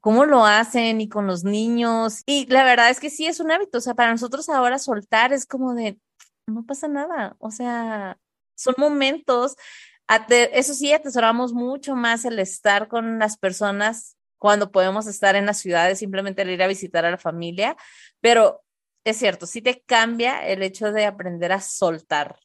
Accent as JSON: {"language": "Spanish", "town": "Tijuana", "region": "Baja California", "country": "Mexico", "also_born_or_lived": "Monterrey", "moved": "as an adult", "said": "nosotros somos de Tijuana, nos fuimos a vivir un tiempo a Monterrey"}